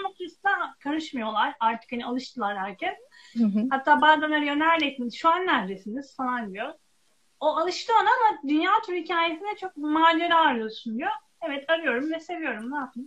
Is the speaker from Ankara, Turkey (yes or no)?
no; Çarşamba, Samsun, Turkey; moved away; Ben Karadenizliyim, Samsun Çarşambalıyım.